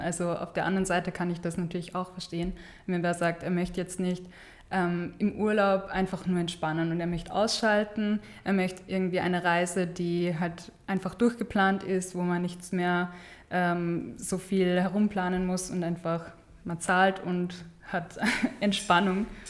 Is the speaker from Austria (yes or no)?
yes; Steyr, Upper Austria, Austria; moved away as an adult; now in Vienna, Austria; ich komme von, aus Steyr, ähm, aus Oberösterreich